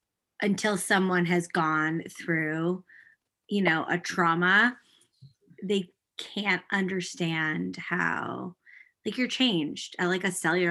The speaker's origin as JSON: {"language": "English", "country": "United States", "moved": "yes", "lives_now": "Canada", "said": "I am an American"}